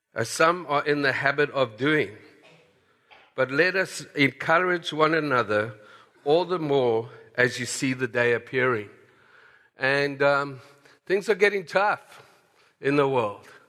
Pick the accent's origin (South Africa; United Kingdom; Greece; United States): South Africa; moved away as an adult; And so I grew up in South Africa